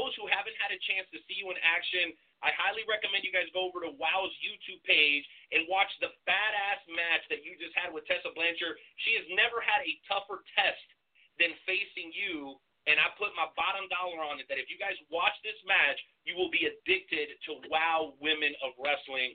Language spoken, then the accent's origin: English; Durango, Mexico; I'm from Durango myself. I was born there